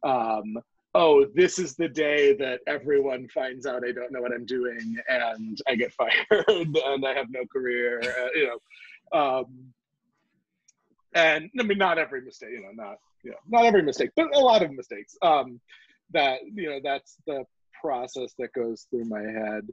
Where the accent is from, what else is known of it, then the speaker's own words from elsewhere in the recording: Chicago, Illinois, United States; moved away as an adult; also born or lived in New York; now in Los Angeles, United States; I grew up in Chicago